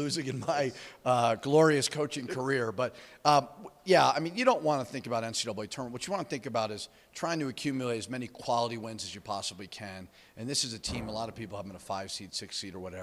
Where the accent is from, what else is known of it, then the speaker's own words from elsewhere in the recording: Boston, Massachusetts, United States; also born or lived in New York; now in Albuquerque, United States; I actually consider myself more of a Boston guy